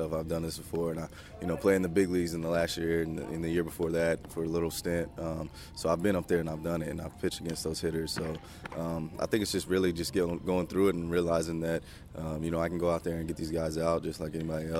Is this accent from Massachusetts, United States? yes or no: no; Tullahoma, Tennessee, United States; I'm from Tullahoma, Tennessee